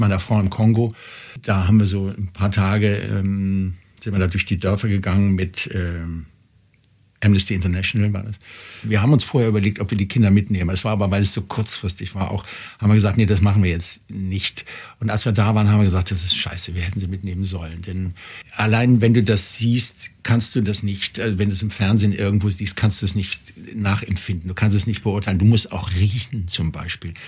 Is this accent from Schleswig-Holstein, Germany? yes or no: no; Cologne, North Rhine-Westphalia, Germany; now in Bavaria, Germany; Köln wird immer meine, meine Heimat sein, auch wenn ich jetzt schon lange in Bayern lebe